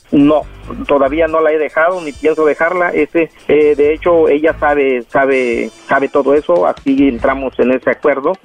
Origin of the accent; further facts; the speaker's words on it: Mexico; moved away as an adult; now in Los Angeles, United States; Yo soy mexicano de gusto colorado